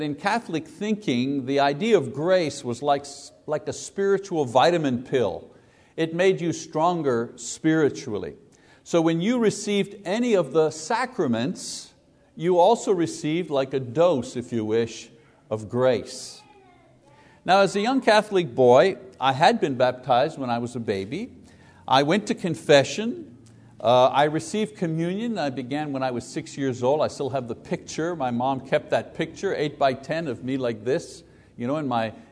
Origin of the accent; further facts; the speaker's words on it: Windsor, Ontario, Canada; also born or lived in Quebec; When I was 9 years old, growing up in Windsor, Ontario